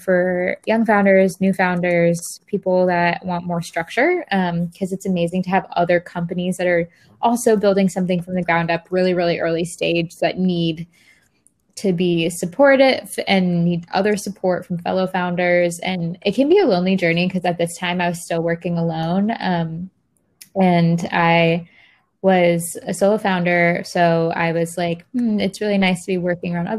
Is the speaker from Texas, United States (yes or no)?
no; Florida, United States; moved away; I went back to my hometown, Florida